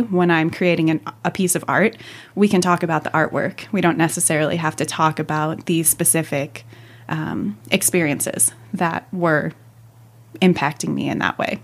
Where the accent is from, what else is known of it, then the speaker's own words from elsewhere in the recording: Northwest suburbs of Chicago, Illinois, United States; I was born and raised in the Northwest suburbs of Chicago